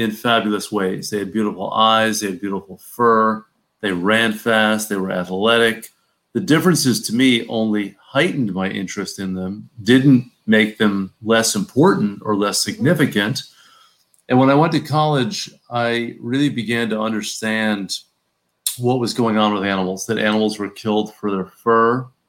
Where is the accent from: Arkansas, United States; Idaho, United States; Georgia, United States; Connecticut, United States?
Connecticut, United States; New Haven; I grew up in New Haven, Connecticut